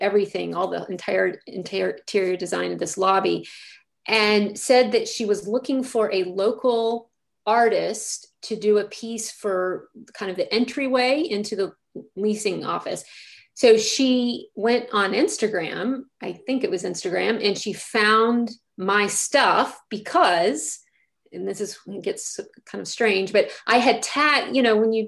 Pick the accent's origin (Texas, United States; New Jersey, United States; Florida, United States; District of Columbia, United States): Texas, United States; moved away as an adult; also born or lived in Delaware / New York City, United States; now in Herndon, United States; I grew up in Texas and was there until I was about 24